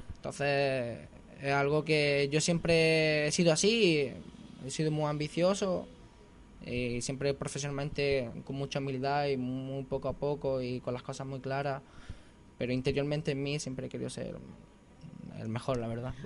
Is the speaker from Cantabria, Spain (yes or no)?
no; Castell de Ferro, Andalusia, Spain; now in Santiago del Teide, Spain; yo soy de un pueblo muy pequeñito de Granada, unos 5.000 habitantes, se llama Castel del Ferro